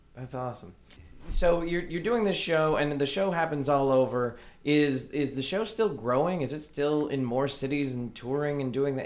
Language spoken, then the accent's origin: English; Fort Worth, Texas, United States; my hometown